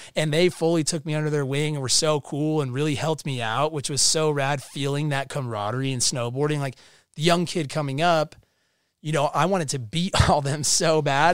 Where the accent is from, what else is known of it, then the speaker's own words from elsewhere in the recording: Park City, Utah, United States; I grew up in Park City, Utah. Uh, I lived there since I was two.